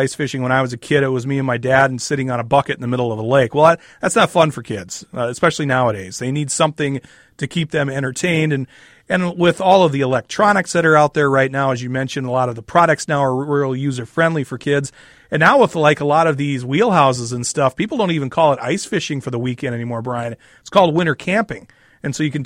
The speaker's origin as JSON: {"language": "English", "region": "Wisconsin", "country": "United States", "tie": "born or raised there", "moved": "yes", "said": "when I grew up in Wisconsin"}